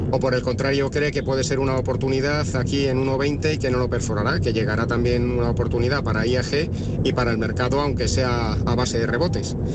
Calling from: Madrid, Community of Madrid, Spain; Hola, buenas tardes … eh, de Madrid.

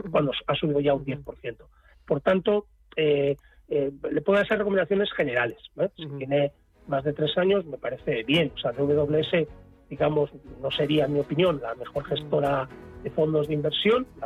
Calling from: Alicante, Valencian Community, Spain; de Alicante.

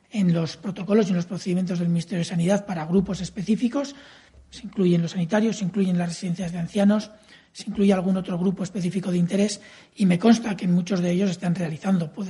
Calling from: Lleida, Catalonia, Spain; de Lérida

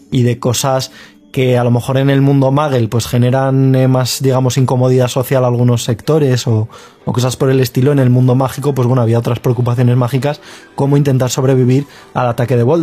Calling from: Argentina; de Argentina

